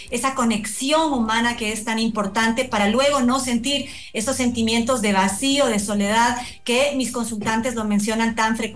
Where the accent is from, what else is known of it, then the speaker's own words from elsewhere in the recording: Ecuador; nosotros como, como ecuatorianos y por supuesto todos nos hemos removido de, nuestra seguridad